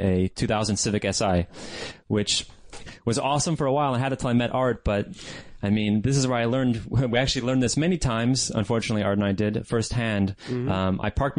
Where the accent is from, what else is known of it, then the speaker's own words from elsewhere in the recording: San Jose, California, United States; I grew up in San Jose.